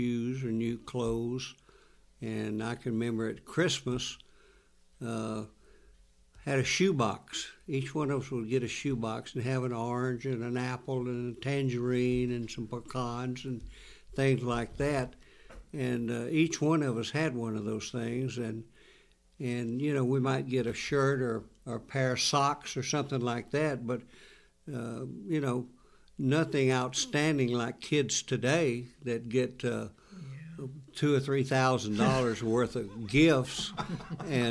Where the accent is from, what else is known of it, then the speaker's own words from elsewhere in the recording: North Carolina, United States; as a child growing up in North Carolina